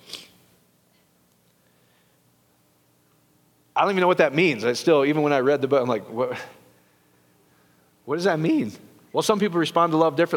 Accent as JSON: {"language": "English", "region": "Iowa", "country": "United States", "said": "I'm from Iowa"}